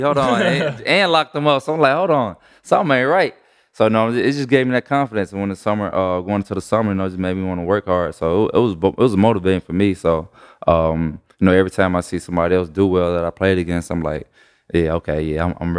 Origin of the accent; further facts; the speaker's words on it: Chicago, Illinois, United States; I grew up in Chicago, like I said, you know, rough, you know, projects, neighborhood, you know.